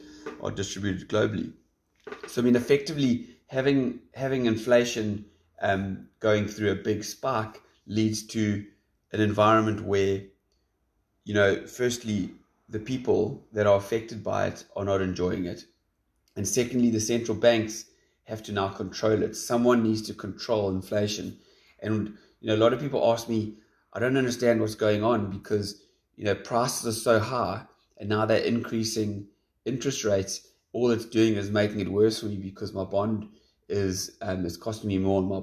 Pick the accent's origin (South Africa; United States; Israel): South Africa; as a South African